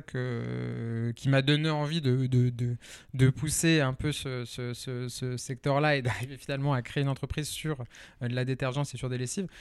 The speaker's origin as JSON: {"language": "French", "town": "Lyon", "region": "Auvergne-Rhône-Alpes", "country": "France", "also_born_or_lived": "Nantes", "moved": "yes", "said": "alors moi, je suis à la base lyonnais"}